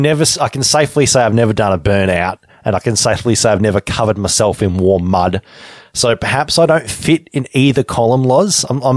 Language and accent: English; Deniliquin, New South Wales, Australia; moved away; I grew up in Denny